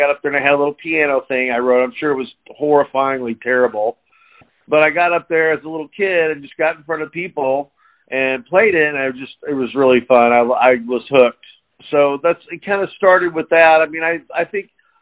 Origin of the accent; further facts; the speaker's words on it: Liberty, Missouri, United States; I'm from Liberty and grew up in Liberty. Still here, actually.